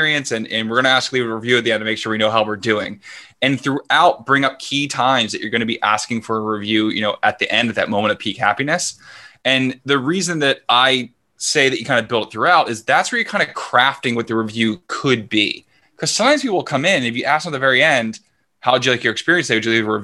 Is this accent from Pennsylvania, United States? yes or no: yes; Philadelphia, Pennsylvania, United States; moved away as an adult; now in Vancouver, Canada; I'm from Philadelphia.